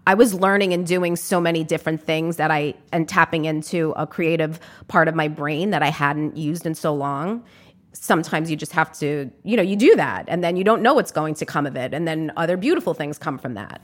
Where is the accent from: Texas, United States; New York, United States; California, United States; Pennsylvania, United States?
New York, United States; New York City; as a New Yorker